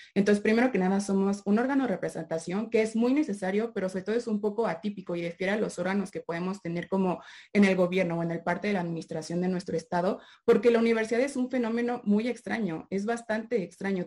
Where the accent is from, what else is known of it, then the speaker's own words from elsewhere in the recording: Mexico; como buenas personas mexicanas